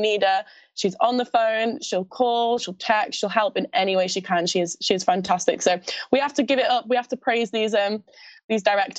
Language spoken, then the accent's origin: English; Scotland, United Kingdom; accent: Scottish; My Scottish accent is absolutely awful.